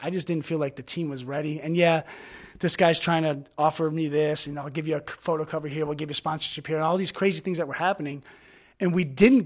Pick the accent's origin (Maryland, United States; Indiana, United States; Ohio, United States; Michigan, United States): Michigan, United States; Detroit; I'm from Detroit.